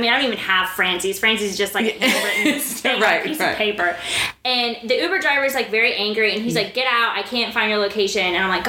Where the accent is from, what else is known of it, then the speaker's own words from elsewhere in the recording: Dubai, United Arab Emirates; I was like, I'll be there. I'm from Dubai, but I will be there.